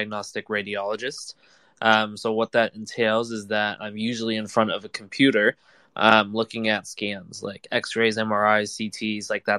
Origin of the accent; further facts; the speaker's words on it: California, United States; now in New York, United States; I live in New York. I'm from California